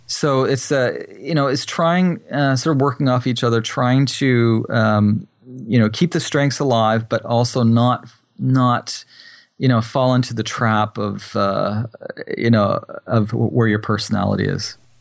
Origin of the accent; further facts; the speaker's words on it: New Brunswick, Canada; also born or lived in Japan; I'm from New Brunswick, Canada, which is on the East Coast.